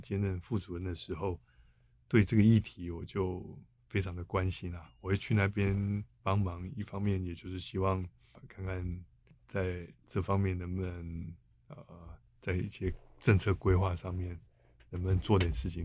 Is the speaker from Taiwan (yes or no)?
yes; Taiwan; 我们台湾这边有在讨论啊